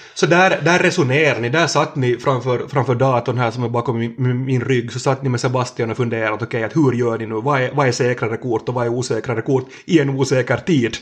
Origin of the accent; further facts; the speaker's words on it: Närpes, Ostrobothnia, Finland; två kilometer från där vi sitter nu hos, hos Emma, så, så där har jag vuxit upp i, i växthus